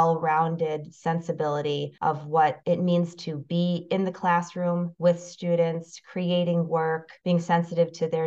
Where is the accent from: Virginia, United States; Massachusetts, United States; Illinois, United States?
Illinois, United States; Evanston; also born or lived in Chicago; I grew up in Evanston, Illinois, where I currently live